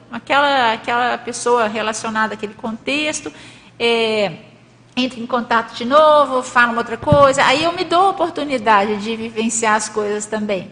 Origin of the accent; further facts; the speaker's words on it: Minas Gerais, Brazil; moved away as an adult; also born or lived in Rio de Janeiro; Eu nasci em Minas Gerais